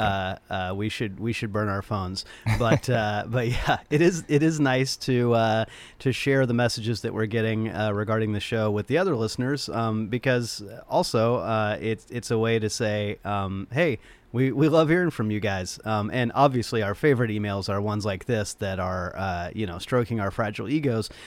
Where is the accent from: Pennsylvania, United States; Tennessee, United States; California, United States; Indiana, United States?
Tennessee, United States; Nashville; Paul and I were both born and raised in Nashville